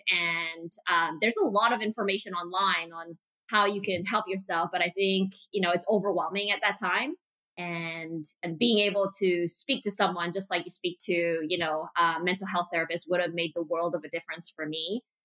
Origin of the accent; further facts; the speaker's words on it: Montreal, Quebec, Canada; also born or lived in Malaysia; my dad decided to move us and our entire family to North America, specifically in Montreal, Quebec